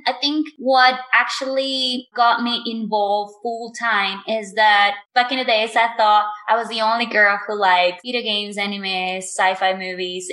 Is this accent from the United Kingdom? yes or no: no; Mexico; my hometown which is very small. I live in a very small town in Mexico.